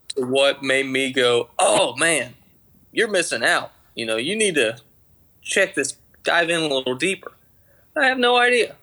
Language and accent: English; just outside of Atlanta, Georgia, United States; accent: Georgia twang; I'm from Georgia, just outside of Atlanta. Been born and raised here haven't lived anywhere else